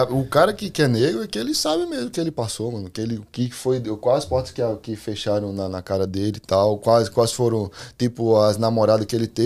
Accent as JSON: {"language": "Portuguese", "region": "Pernambuco", "country": "Brazil", "tie": "born there", "said": "Eu nasci no Pernambuco, mas eu."}